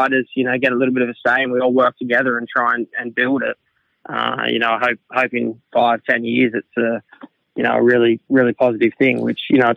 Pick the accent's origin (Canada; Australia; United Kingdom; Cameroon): Australia; it's my home country